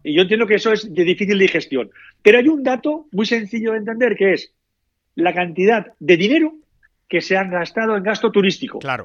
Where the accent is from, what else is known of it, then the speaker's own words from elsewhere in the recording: Valencia, Valencian Community, Spain; somos aquí de Valencia